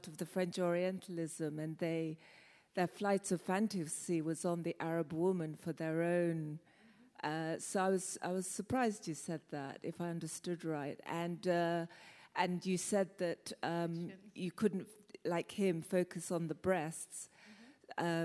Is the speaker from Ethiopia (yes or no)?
no; London, United Kingdom; also born or lived in Côte d'Ivoire / Uganda; I was born in Côte d'Ivoire. I come from Uganda, and I was raised in London